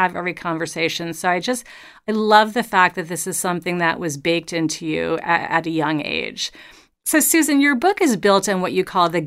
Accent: New York City, New York, United States; the small, you know, area that I grew up in New York City.

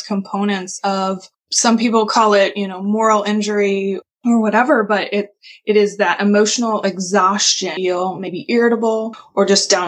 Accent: Kansas area, United States; also born or lived in Michigan; I am from the Kansas area

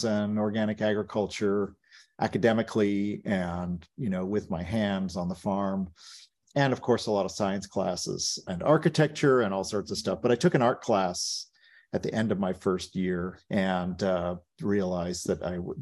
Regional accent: Stockton, California, United States; Stockton, where I grew up in California, was a very dangerous place in the late 70s

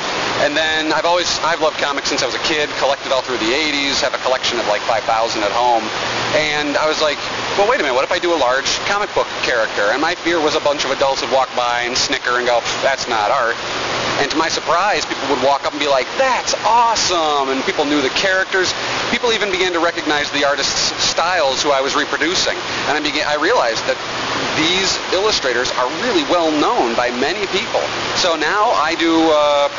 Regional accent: Binghamton, New York, United States; I'm from Binghamton, New York. We're about an hour south of Syracuse

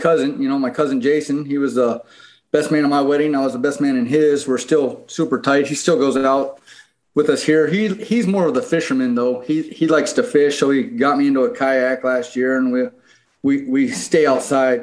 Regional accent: Phoenix, Arizona, United States; also born or lived in Pennsylvania / Albuquerque, New Mexico; I moved from Pennsylvania to Phoenix. My dad moved us out here when I was 10

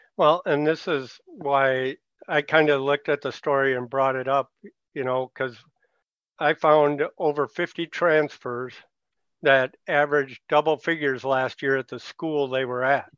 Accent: Richfield, Minnesota, United States; growing up in Richfield in the seventies

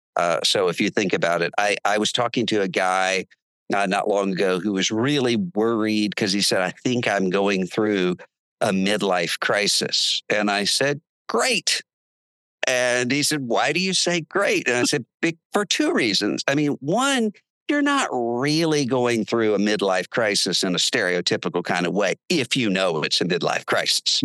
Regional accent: Biloxi, Mississippi, United States; now in Nashville, United States; we're from Biloxi, Mississippi, which is a seafood town

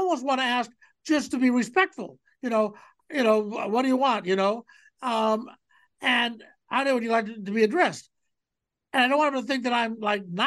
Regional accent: Cleveland, Ohio, United States; moved away; my hometown of Cleveland

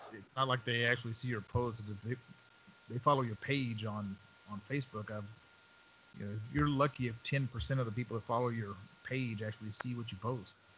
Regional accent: Texas, United States; Those of us that are born and raised in Texas

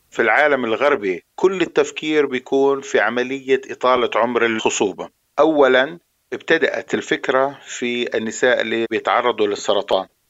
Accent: Jordan; احنا عندنا في الأردن

